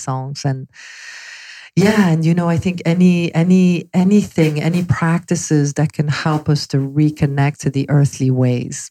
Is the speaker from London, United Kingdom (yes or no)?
yes; London, United Kingdom; moved away as an adult; also born or lived in Belgium; now in Los Angeles, United States; I moved to London at age 11